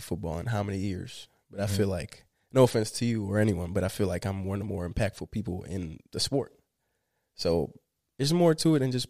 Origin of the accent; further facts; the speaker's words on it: Florida, United States; I always have my eyes on the Dolphins because I love Florida. I'm from Florida.